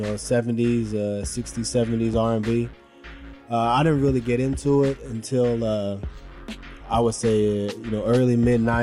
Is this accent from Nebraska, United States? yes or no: yes; Omaha, Nebraska, United States; I'm pretty much from Omaha. I grew up off of 48th and Ames.